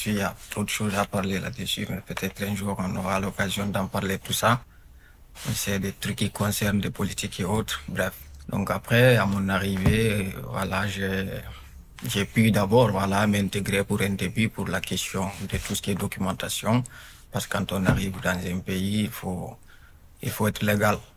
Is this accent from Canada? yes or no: no; Guinea; moved away as an adult; now in France; je suis né à l'étranger. Je suis guinéen de nationalité. Je suis arrivé en France euh, tout récemment, je dirais en 2018. Donc, du coup, euh, j'ai fait la plupart de ma vie en Guinée. J'aurai bientôt mes 25 ans. Là, j'ai 24 ans.